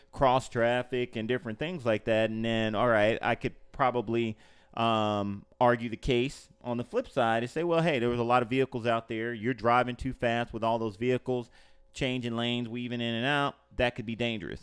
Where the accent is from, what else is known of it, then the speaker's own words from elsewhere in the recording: Los Angeles, California, United States; now in Orlando, United States; I grew up in Los Angeles